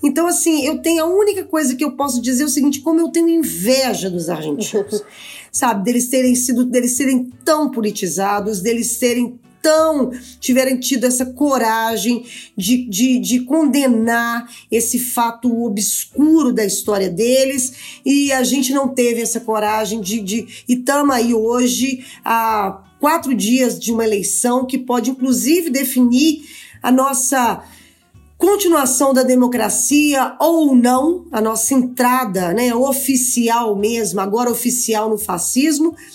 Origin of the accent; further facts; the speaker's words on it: Brazil; como brasileiros